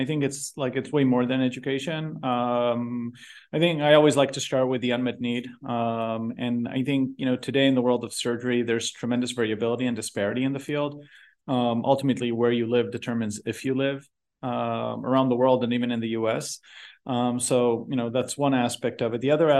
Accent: Israel; I was born and raised in Israel. Did my MD PhD there.

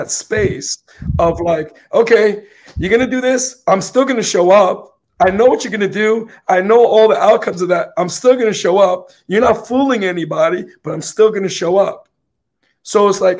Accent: New York City, New York, United States; I'm from the Bronx, so we got to say things the way it comes out

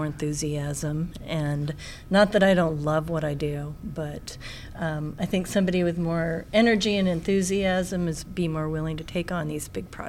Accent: California, United States; moved away as an adult; now in South Dakota, United States; No, I came from California originally, yeah. But I had been in South Dakota for a few years at that point.

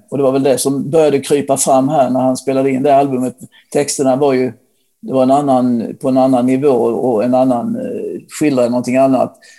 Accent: Ronneby, Blekinge, Sweden; där jag bodde då, där jag växte upp i Ronneby

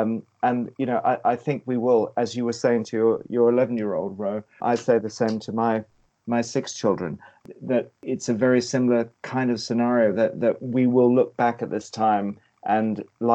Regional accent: Kenya; also born or lived in West Africa; Growing up in East Africa in the middle of a guerrilla war, or actually moving, my parents were in the Mau Mau war in Kenya, but then we moved across to West Africa where there was a guerrilla war between local tribes

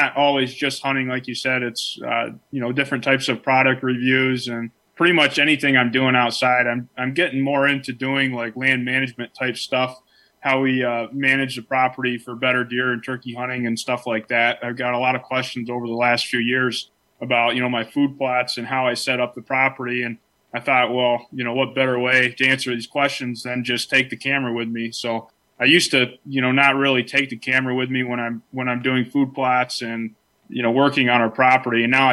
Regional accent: Clymer, New York, United States; I was born and raised in Chautauqua County, which the town I was actually grew up in is Clymer, which is as far, you know, southwestern New York as you can get

